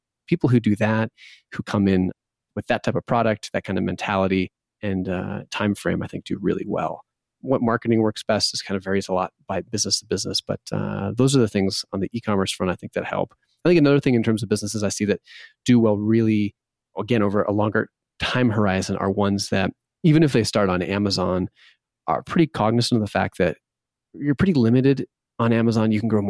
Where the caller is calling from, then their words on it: Bozeman, Montana, United States; I'm calling from Bozeman, Montana.